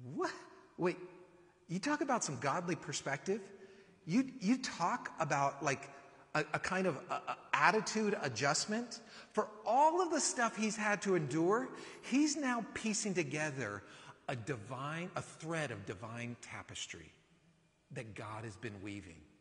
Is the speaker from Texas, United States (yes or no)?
no; California, United States; now in Austin, United States; living in Austin that I'm from California